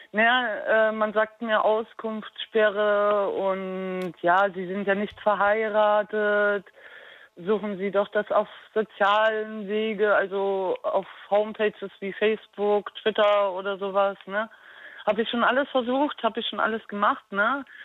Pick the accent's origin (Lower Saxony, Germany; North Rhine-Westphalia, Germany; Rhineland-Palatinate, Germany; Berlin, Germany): Berlin, Germany; now in Darmstadt, Germany; ich stamme aus Berlin